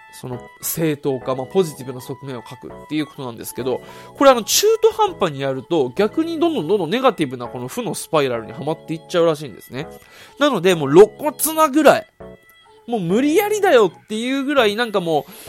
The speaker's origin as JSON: {"language": "Japanese", "region": "Okinawa", "country": "Japan", "tie": "born or raised there", "moved": "yes", "lives_now": "Saitama, Japan", "said": "地元沖縄に帰るんで"}